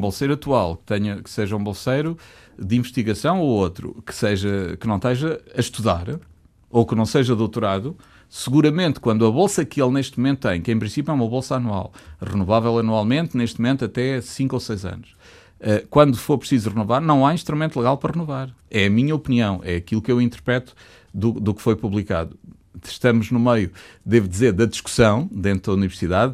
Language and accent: Portuguese; Coimbra, Centro, Portugal; also born or lived in Chaves; Eu sou, eu sou originário de uma zona ultraperiférica de Chaves. Eu, sou, eu nasci em Coimbra, de facto, mas a minha família é de Chaves e vive